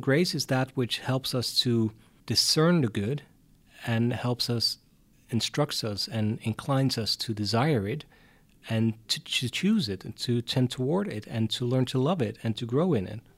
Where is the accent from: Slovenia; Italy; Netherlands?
Netherlands; Hardenberg, Overijssel; also born or lived in Utrecht, Netherlands / Tilburg, Netherlands; I wasn't born in Utrecht, but in Hardenberg, which is a very small town at the German border